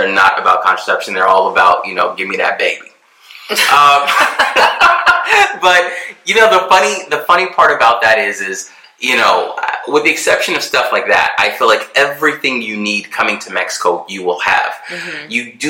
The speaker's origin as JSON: {"language": "English", "country": "Germany", "tie": "born there", "said": "spent my childhood certain years in Europe when I was born in Germany."}